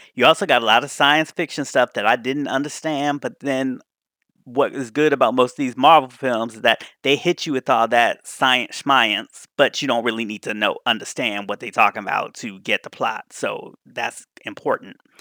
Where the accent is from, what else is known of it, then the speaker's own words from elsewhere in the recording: Washington, District of Columbia, United States; Gay Washington, D.C., my hometown